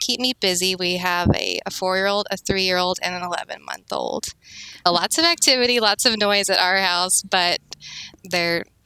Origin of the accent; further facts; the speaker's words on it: Arizona, United States; moved away as an adult; also born or lived in Kansas; now in Kansas City, United States; I'm originally from Arizona, and I moved to Kansas in college